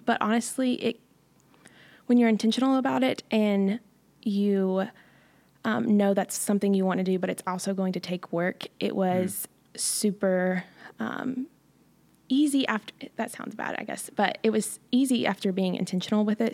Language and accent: English; Johnson City, Tennessee, United States; I'm from Johnson City, Tennessee